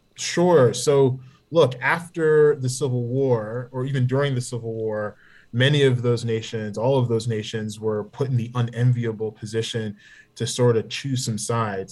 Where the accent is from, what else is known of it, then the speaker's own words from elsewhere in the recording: Oklahoma, United States; also born or lived in New York; as a kid, we moved from New York, where it seems like is the home of all Jamaican folks when they first come to the country, um, and went to Oklahoma